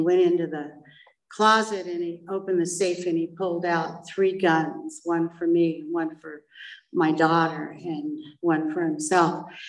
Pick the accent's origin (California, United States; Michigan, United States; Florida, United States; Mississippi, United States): California, United States; Laguna Beach; also born or lived in Paris / Switzerland; I grew up in Laguna Beach